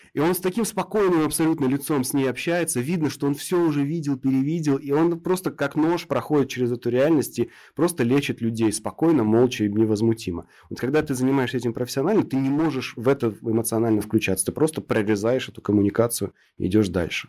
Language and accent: Russian; Krasnodar Krai, Russia; я вот с Кубани